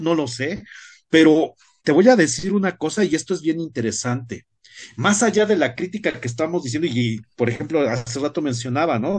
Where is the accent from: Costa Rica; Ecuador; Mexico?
Mexico; nuestra sociedad como mexicanos